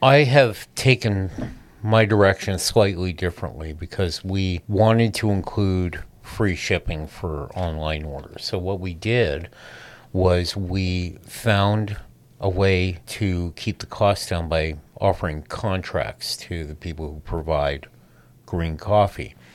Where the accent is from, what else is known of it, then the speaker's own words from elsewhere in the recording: San Francisco, California, United States; I'm from San Francisco.